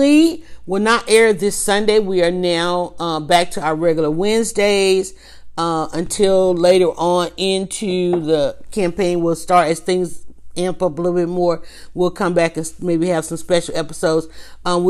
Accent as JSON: {"language": "English", "region": "the South", "country": "United States", "tie": "born or raised there", "said": "I grew up in the South"}